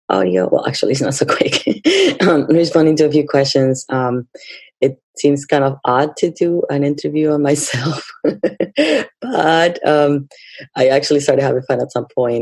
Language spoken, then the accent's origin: English; Lima, Peru; now in United States; I was born and raised in Lima, Peru, and I have been in the USA for a number of years.